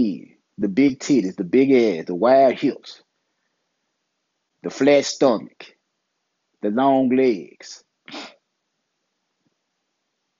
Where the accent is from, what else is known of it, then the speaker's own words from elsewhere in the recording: Memphis, Tennessee, United States; I'm from Memphis. I'm in the South. I'm in Memphis